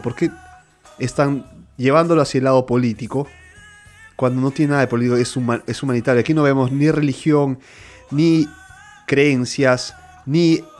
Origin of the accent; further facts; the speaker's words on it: Lima, Peru; now in Milan, Italy; yo nací en Lima, Perú